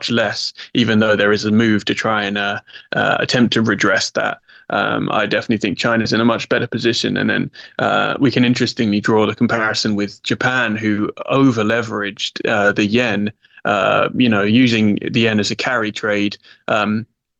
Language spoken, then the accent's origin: English; England, United Kingdom; I'm English in my soul